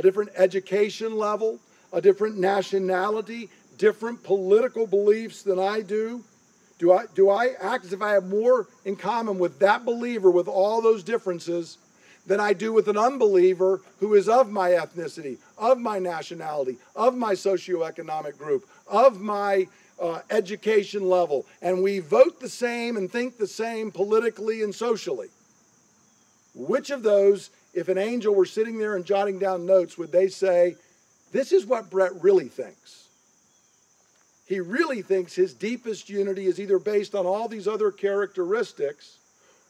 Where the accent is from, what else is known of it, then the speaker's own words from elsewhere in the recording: United States; I am an American